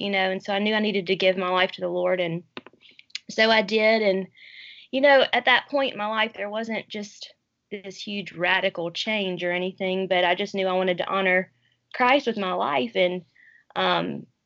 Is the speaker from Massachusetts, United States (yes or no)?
no; New Orleans, Louisiana, United States; born there; I was born in New Orleans while my parents were in seminary.